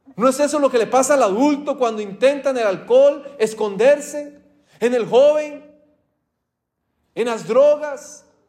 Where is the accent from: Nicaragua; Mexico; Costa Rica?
Costa Rica; moved away; mi país, de Costa Rica